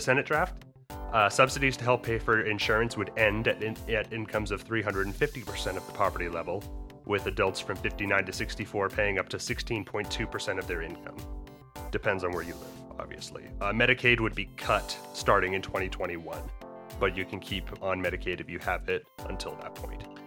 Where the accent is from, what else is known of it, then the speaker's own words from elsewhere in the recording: Maine, United States; my home state, uh, in Maine